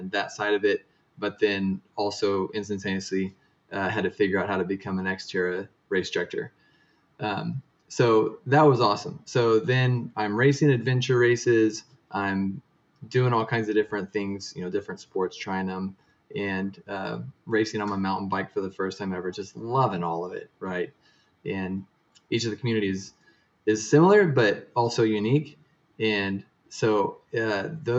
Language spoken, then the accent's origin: English; Oklahoma, United States; I grew up in Oklahoma